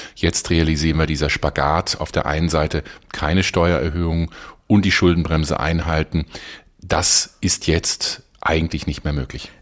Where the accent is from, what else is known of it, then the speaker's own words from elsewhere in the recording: Germany; hier als Deutsche